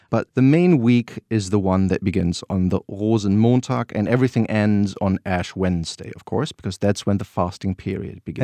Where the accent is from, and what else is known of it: North Rhine-Westphalia, Germany; born or raised there